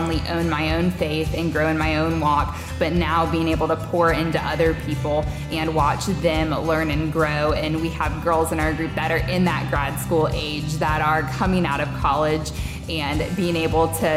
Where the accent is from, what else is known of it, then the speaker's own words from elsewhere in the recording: Florida, United States; moved away as an adult; now in Winston-Salem, United States; I'm from Florida, so I'm not from the area.